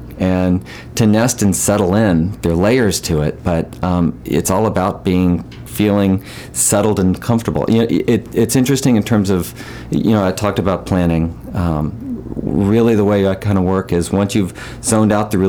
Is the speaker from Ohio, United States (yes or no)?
no; Memphis, Tennessee, United States; accent: southern; moved away as an adult; also born or lived in San Francisco; now in Peaks Island, United States; I got rid of my southern accent a long time ago.